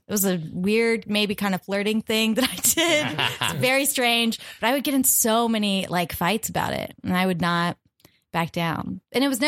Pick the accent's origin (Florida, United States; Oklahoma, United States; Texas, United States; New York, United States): Oklahoma, United States; Norman; Oklahoma, where I'm from